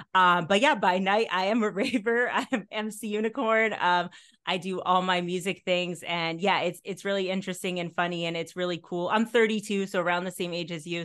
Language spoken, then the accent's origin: English; the New York area, United States; I grew up in the New York area